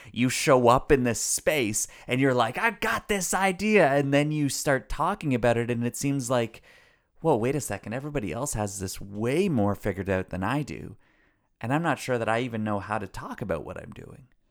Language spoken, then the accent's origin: English; Canada; I'm Canadian